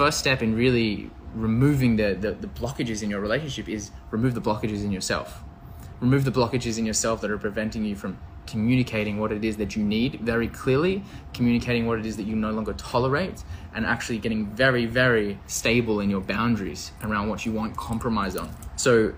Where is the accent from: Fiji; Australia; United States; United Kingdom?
Australia; also born or lived in Canada; I'm from Australia